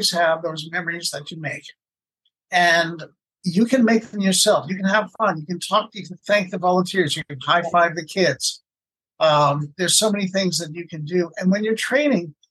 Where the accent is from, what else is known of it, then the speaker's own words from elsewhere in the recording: Canada; being Canadian, I say kilometers